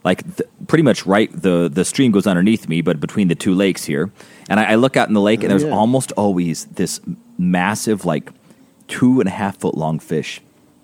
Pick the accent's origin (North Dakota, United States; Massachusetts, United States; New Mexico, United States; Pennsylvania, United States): New Mexico, United States; now in Colorado, United States; when I grew up in New Mexico